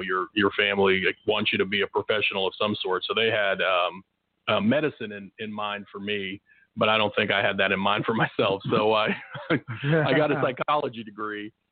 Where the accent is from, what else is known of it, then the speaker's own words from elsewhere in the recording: Tulsa, Oklahoma, United States; also born or lived in Afghanistan; grew up in Oklahoma for the most part